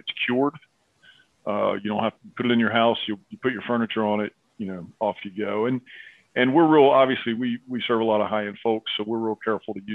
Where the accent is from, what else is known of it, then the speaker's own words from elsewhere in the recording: Appalachia, United States; I grew up in Appalachia.